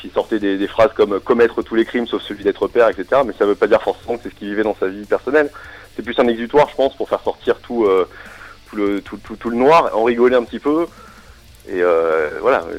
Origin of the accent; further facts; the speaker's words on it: Strasbourg, Grand Est, France; je suis Strasbourgeois